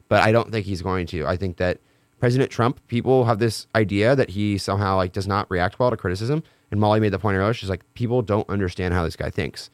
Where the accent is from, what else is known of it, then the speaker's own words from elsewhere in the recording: Washington, United States; my home state, Washington